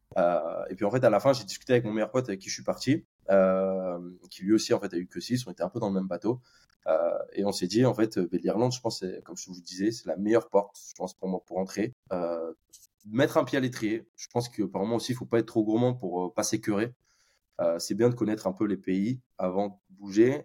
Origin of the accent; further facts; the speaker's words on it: Bordeaux, Nouvelle-Aquitaine, France; moved away as an adult; now in Dublin, Ireland; je viens de Bordeaux, euh, donc euh, en France.